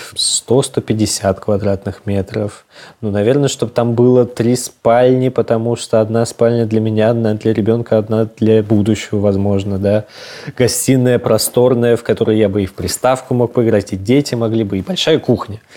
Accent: Moscow, Russia; я вырос в Москве

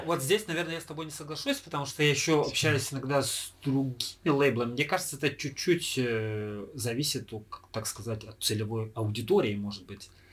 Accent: Irkutsk, Irkutsk Oblast, Russia; мы э, родом из Иркутска

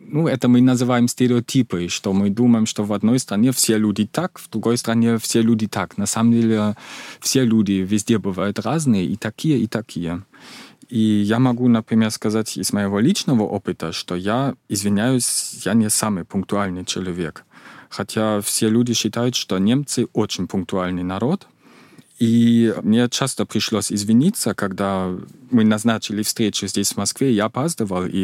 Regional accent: East Germany, Germany; Russian is a second language; Я сам из Восточной Германии.

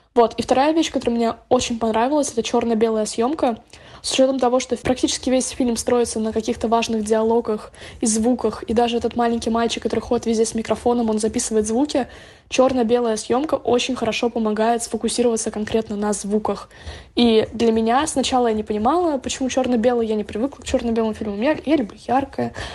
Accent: Estonia; я из Эстонии

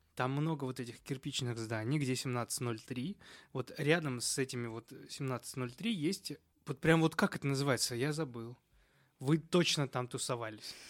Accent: Moscow, Russia; я из Москвы

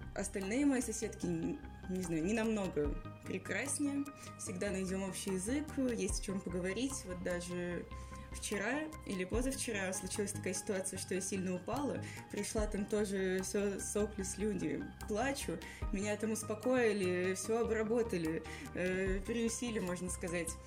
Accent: Yekaterinburg, Sverdlovsk Oblast, Russia; moved away as an adult; now in Moscow, Russia; я приехала из славного города Екатеринбурга

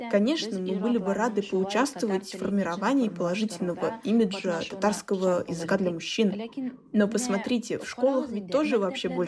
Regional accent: Russia; Даже несмотря на то, что мы выросли в Кряшинской деревне, нам привили такую любовь к

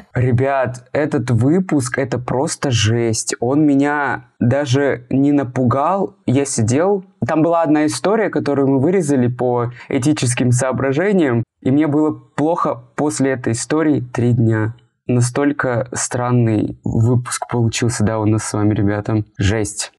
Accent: Yekaterinburg, Sverdlovsk Oblast, Russia; я фотограф из Екатеринбурга

